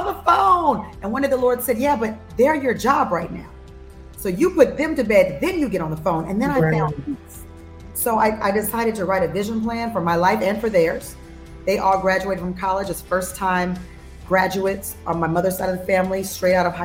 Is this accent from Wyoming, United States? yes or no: no; Los Angeles, California, United States; moved away as an adult; now in Nashville, United States; I'm born and raised in Los Angeles, California. I'm an LA girl all day, every day